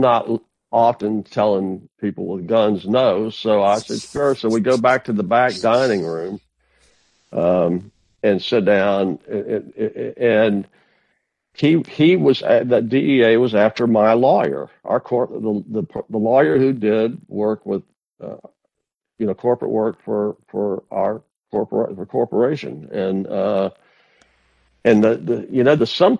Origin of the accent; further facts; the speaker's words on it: Tavares, Florida, United States; moved away; also born or lived in Washington; I was in my hometown, I was in the county seat of my hometown. I was in Tavares, Florida